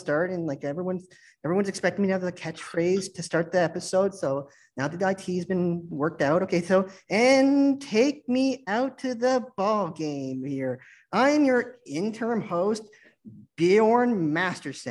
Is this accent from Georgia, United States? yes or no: yes; Georgia, United States; now in Illinois, United States; I'm of Swedish descent, but, like, I grew up in Georgia. Since then, I moved over to Illinois